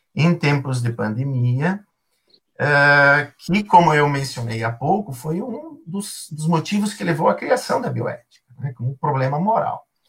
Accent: Paraí, Rio Grande do Sul, Brazil; also born or lived in Caxias do Sul; eu sou eh, natural de Paraí, Rio Grande do Sul, sou gaúcho

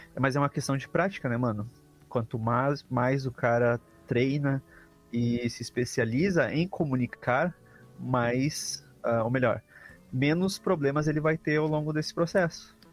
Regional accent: Brazil; sou brasileiro

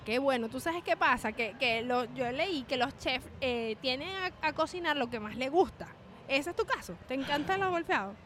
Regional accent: Maracay, Aragua, Venezuela; moved away; Yo soy de Maracay

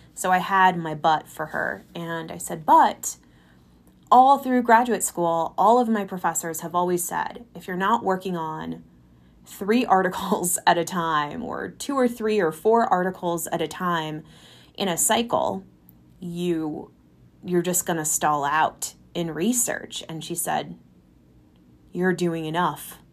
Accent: California, United States; now in Colorado, United States; Growing up in California

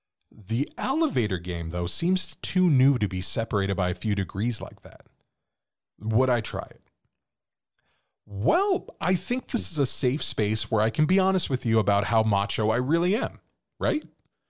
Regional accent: California, United States; And growing up, too, where we grew up in California, we didn't really have a lot of buildings with more than like 7 stories.

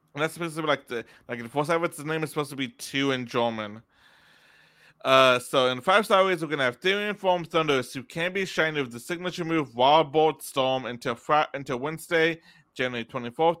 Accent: Texas, United States; we're from Texas

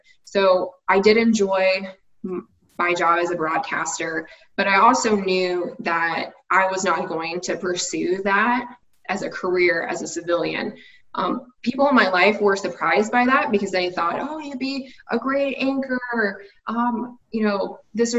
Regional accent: United States; living in the States, growing up in the States

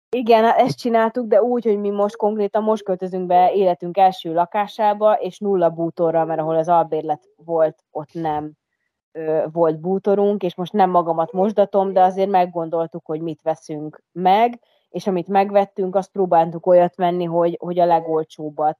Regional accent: Hungary; moved away as an adult; also born or lived in Budapest; én ugye vidéken nőttem fel

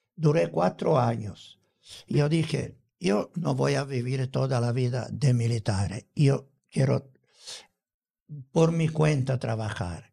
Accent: Palermo, Sicily, Italy; Spanish is a second language; moved away as an adult; also born or lived in Rome, Italy; now in Hermosillo, Mexico; en mi tierra, en Sicilia

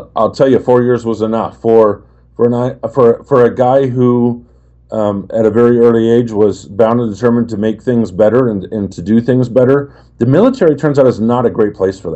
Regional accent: Oregon, United States; I was raised in Oregon and in some lumber towns where people just were just happy to have a job

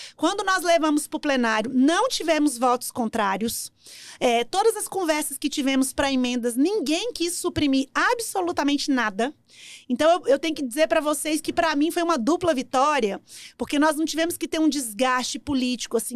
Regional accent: Brasília, Federal District, Brazil; Eu morava em Sobradinho, sou nascida aqui em Brasília, morava em Sobradinho, estudei no CEUB

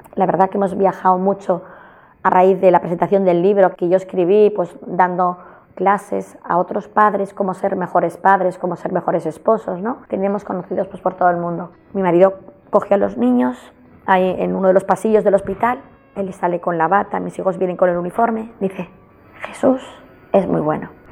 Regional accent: Barcelona, Catalonia, Spain; aquí de Barcelona

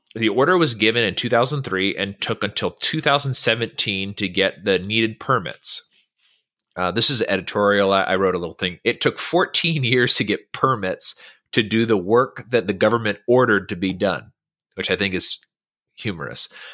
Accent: Northern California, United States; moved away; I'm from Northern California

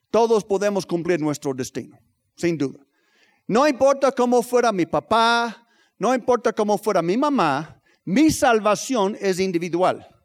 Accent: Tlaxcala, Mexico; nosotros somos de Tlaxcala, no nos espanto un poco de frío, vámonos.

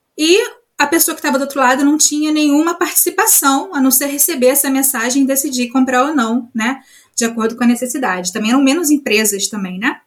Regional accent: Rio de Janeiro, Brazil; moved away as an adult; now in Germany; eu sou carioca

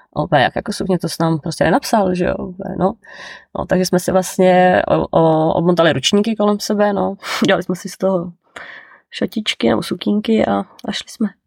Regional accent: Czechia; moved away as an adult; also born or lived in New Zealand

